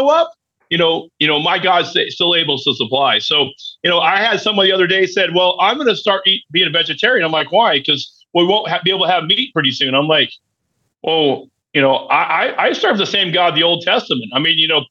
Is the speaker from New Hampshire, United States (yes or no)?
no; Oklahoma, United States; also born or lived in Texas; I was born in Texas. My parents were born and raised in Texas. I moved here in Oklahoma when I was four